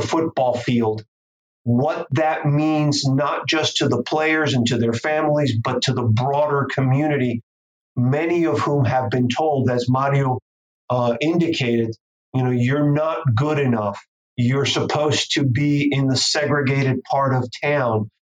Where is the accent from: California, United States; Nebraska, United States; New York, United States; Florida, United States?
Florida, United States; Miami; also born or lived in Cuba; I'm Cuban. I grew up in Little Havana. When my family got here in the late 1960s, you know, I began, we lived five blocks from the Orange Bowl.